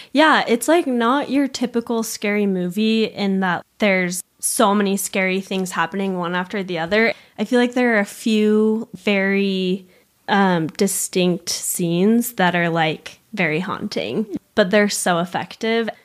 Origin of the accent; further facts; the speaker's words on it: Provo, Utah, United States; also born or lived in Argentina / Montreal; I grew up in Provo, still live in Provo